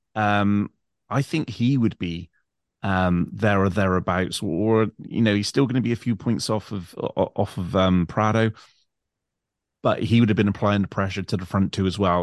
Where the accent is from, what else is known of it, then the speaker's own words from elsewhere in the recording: England, United Kingdom; I'm English